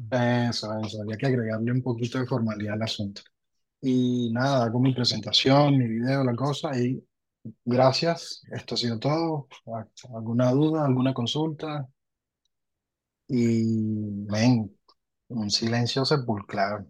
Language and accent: Spanish; Venezuela; moved away as an adult; also born or lived in Argentina; now in Lima, Peru; soy venezolano, salí de, Venezuela hace, en enero ya son siete años